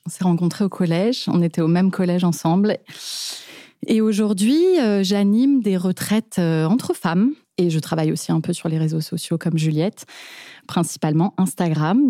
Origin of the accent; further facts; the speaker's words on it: Paris, Île-de-France, France; j'ai grandi dans un environnement d'artistes qui gagne sa vie en tant qu'artiste, quoi. Donc, on a grandi à Montmartre